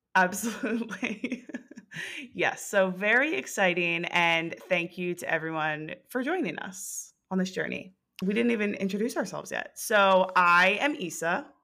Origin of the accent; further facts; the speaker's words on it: New Jersey, United States; We are both from New Jersey